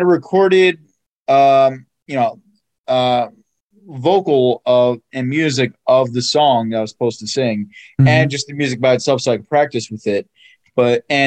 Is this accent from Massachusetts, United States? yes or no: no; central New Jersey, United States; also born or lived in Edison, New Jersey / Woodbridge, New Jersey; We moved around in, you know, still in central Jersey, but in different parts of Jersey, like Edison, Woodbridge